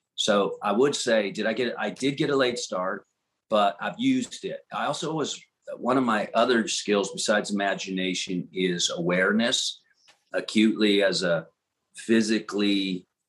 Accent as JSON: {"language": "English", "town": "New Orleans", "region": "Louisiana", "country": "United States", "tie": "born or raised there", "also_born_or_lived": "Florida / Texas", "moved": "as an adult", "said": "New Orleans, Louisiana, and uh, grew up there in the swamps in the South"}